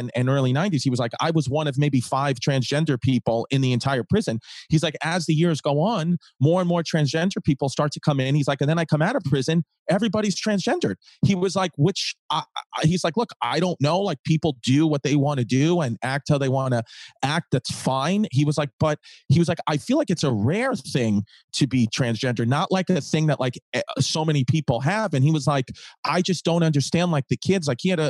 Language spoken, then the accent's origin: English; Brooklyn, New York, United States; I grew up in Brooklyn, you know? So it's just like, you know, this is what we used to do, Megan.